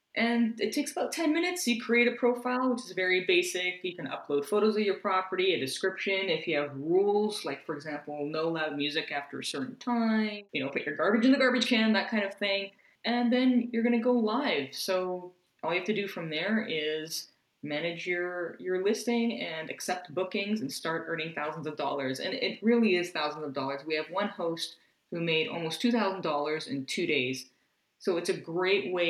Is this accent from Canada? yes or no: yes; Canada; our fellow Canadians